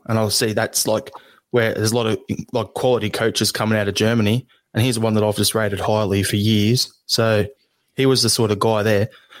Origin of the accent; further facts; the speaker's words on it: Melbourne, Victoria, Australia; being an Australian and being from Melbourne